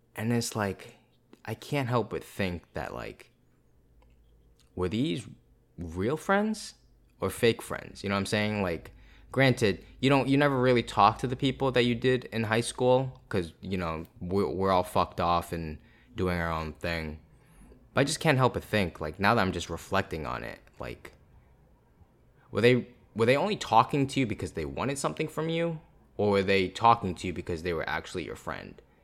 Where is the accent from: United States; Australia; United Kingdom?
United States; Boston, East Coast; I'm from the East Coast